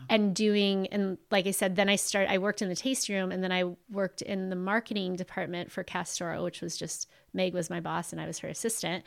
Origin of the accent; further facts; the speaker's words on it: Ventura, California, United States; also born or lived in Pasadena / Oxnard; I originally really grew up my elementary and, um, high school years in Ventura